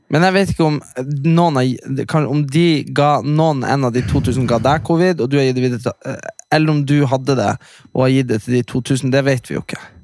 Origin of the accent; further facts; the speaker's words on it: Hamarøy, Nordland, Norway; kommunen der vi er fra